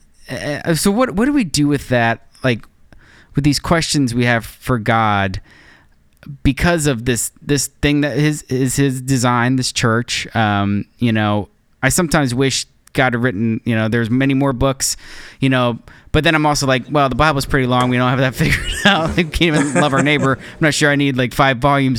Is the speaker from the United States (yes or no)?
yes; United States; as an American Christian